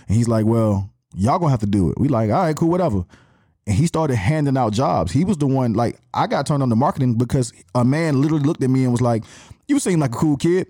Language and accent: English; Atlanta, Georgia, United States; accent: Atlanta; born and raised here, I didn't have another city to claim